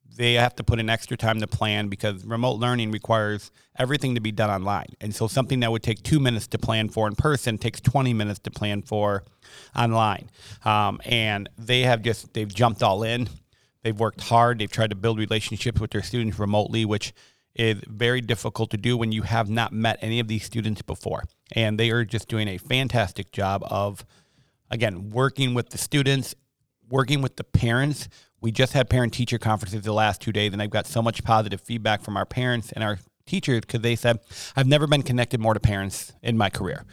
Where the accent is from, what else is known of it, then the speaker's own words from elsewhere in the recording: Milwaukee, Wisconsin, United States; moved away as an adult; also born or lived in Hartford, Wisconsin / Monmouth, Illinois / Chicago, Illinois / Rockford, Illinois; born and raised, uh, in Milwaukee and then Hartford, Wisconsin